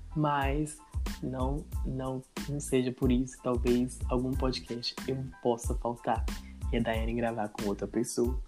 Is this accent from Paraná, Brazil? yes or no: no; Governador Valadares, Minas Gerais, Brazil; sou natural de Governador Valadares